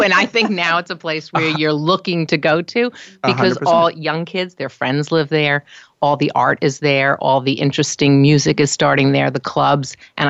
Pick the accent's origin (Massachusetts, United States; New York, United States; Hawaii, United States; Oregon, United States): New York, United States; New York City; also born or lived in Carroll Gardens, Brooklyn; Growing up in Manhattan